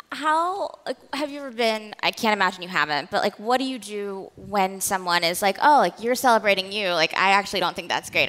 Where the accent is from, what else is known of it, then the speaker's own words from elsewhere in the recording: the South, United States; I was born to immigrant parents. I grew up in the South